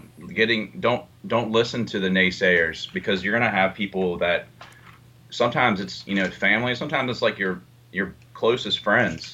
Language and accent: English; West Virginia, United States; now in Baltimore, United States; I grew up in West Virginia, this small town in West Virginia. Now I live in Baltimore